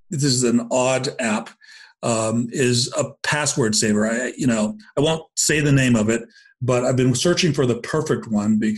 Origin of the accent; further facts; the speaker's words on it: Tokyo, Japan; born there; I, I was born in Tokyo, um, and uh, oh, cool. Japanese American descent.